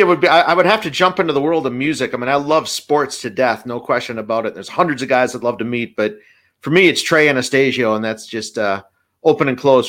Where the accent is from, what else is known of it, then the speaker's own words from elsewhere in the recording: Appleton, Wisconsin, United States; growing up in Appleton.